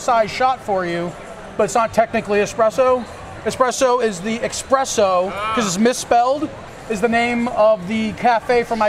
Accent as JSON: {"language": "English", "town": "Sudbury", "region": "Massachusetts", "country": "United States", "tie": "born or raised there", "said": "The coffee originates from a company called Sudbury Coffee Works in my hometown."}